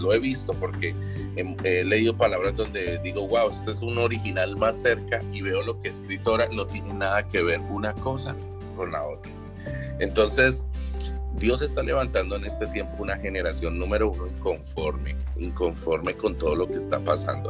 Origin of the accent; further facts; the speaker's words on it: Bogotá, Colombia; moved away as an adult; now in United States; soy originario de Colombia, de Colombia, de Bogotá